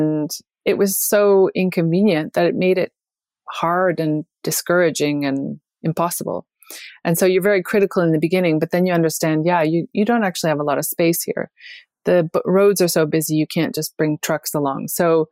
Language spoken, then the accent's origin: English; Canada; moved away as an adult; I grew up in Canada, but I left in my early 20s